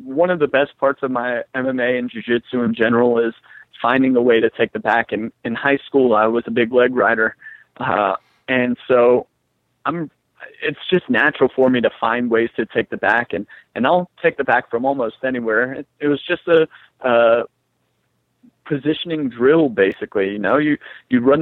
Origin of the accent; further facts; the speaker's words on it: United States; also born or lived in Las Vegas; I'm from Carolina